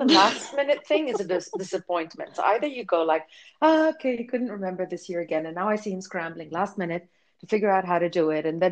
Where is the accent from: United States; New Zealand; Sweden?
Sweden; moved away; I grew up in Sweden